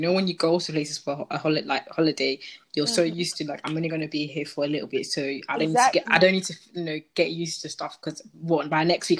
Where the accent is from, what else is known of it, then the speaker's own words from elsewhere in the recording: Slough, South East England, United Kingdom; my listeners, they know I'm from Slough, which is outside of London.